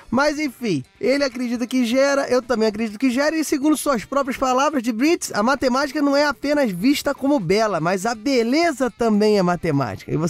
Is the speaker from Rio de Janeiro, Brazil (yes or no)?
yes; Rio de Janeiro, Brazil; Eu não quero lembrar desse momento como carioca que sou, mas estamos aqui